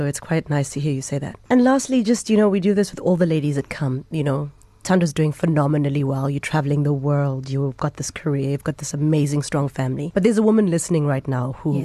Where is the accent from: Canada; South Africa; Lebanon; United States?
South Africa; I'm South African.